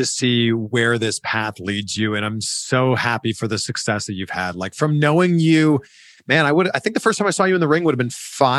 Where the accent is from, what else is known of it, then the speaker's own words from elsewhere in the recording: Pickering, Ontario, Canada; my hometown, Pickering, Ontario.